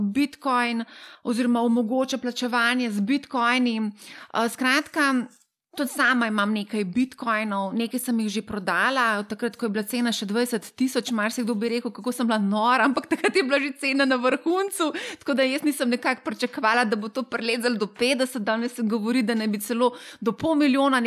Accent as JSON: {"language": "Slovenian", "country": "Slovenia"}